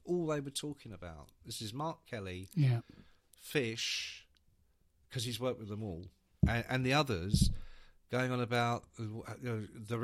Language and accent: English; Ireland; I'm Irish.